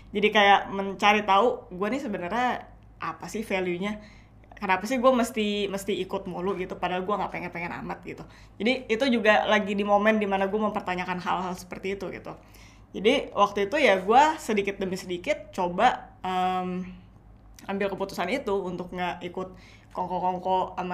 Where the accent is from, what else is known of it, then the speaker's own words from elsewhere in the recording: Indonesia; mungkin karena um, gue besar di Indo juga